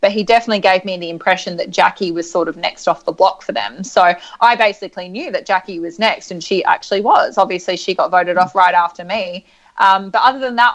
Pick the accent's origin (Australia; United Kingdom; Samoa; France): Australia; Adelaide, South Australia; I'm from Adelaide